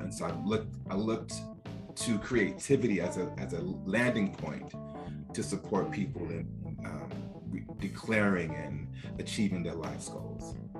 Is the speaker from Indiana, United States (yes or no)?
no; Newark, New Jersey, United States; I grew up in Newark, New Jersey